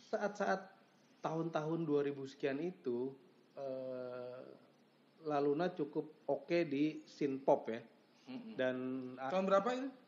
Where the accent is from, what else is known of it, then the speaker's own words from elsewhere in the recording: Jakarta, Indonesia; Iya, gue sih sebagai anak Jakarta saat itu juga respect